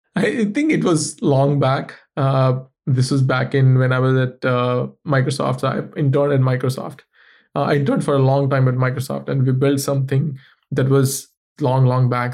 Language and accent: English; India; moved away; I come from India